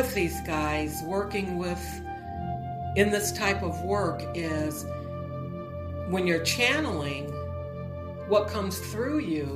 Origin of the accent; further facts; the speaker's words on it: on Lake Erie, Midwest, United States; moved away; I'm originally from the Midwest, and we had some really wicked cold winters. We were right on one of the Great Lakes, Lake Erie.